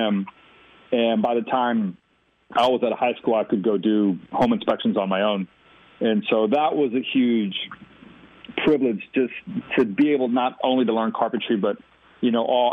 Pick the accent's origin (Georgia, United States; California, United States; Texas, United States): Texas, United States; We grew up in a tiny little town just outside of Austin